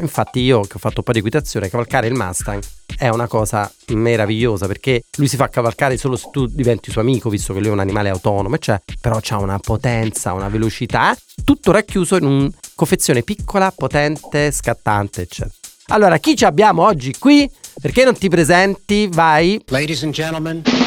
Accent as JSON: {"language": "Italian", "town": "Naples", "region": "Campania", "country": "Italy", "said": "sono di Napoli"}